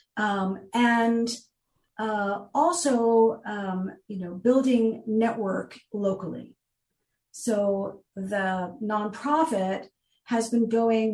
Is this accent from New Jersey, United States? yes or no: yes; New Jersey, United States; moved away as an adult; now in Florida, United States; I was born in New Jersey, raised there, spent most of my life there